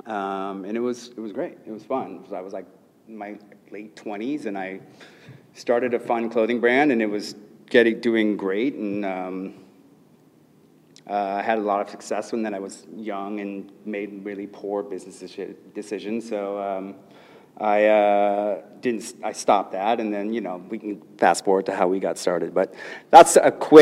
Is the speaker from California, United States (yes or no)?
yes; Los Angeles, California, United States; I grew up in Los Angeles in a middle class family